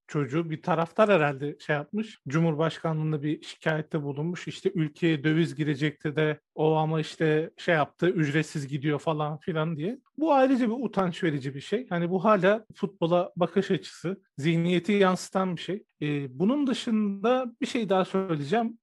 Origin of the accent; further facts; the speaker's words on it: Antep, Gaziantep, Turkey; İşte ben de Antepliyim